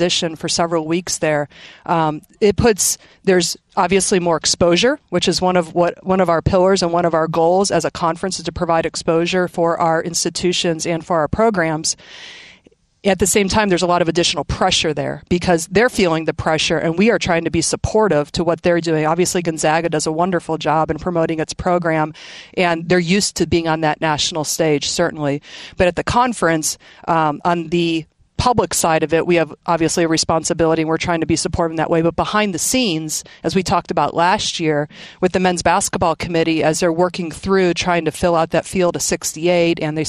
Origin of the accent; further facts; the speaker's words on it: Midwest, United States; I grew up in the Midwest